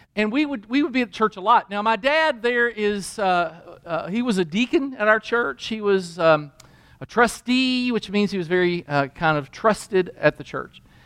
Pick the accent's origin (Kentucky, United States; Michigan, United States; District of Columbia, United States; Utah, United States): Kentucky, United States; I grew up in Kentucky in a Christian home